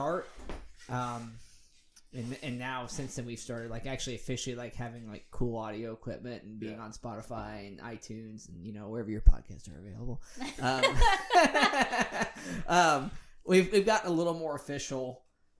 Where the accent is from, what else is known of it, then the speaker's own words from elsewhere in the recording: Midwest, United States; we are from the Midwest